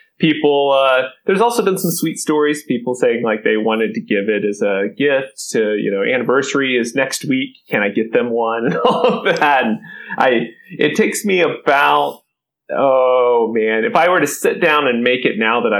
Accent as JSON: {"language": "English", "region": "Kentucky", "country": "United States", "tie": "born or raised there", "said": "I'm originally from Kentucky, grew up in a small town in Kentucky"}